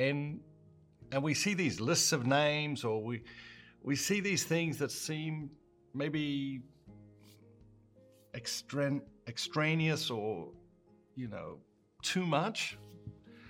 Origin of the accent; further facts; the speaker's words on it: Australia; I grew up in Australia